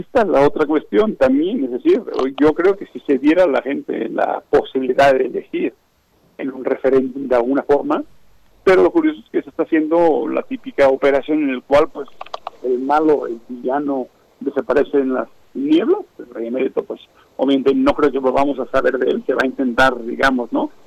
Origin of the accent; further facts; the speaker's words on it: Spain; now in Mexico; como ciudadano español